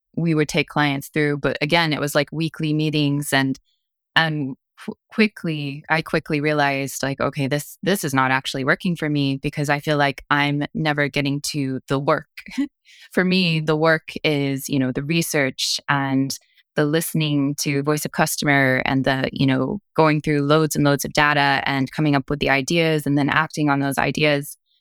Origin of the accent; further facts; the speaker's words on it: Kentucky, United States; moved away as an adult; also born or lived in Cork, Ireland; I'm from Kentucky.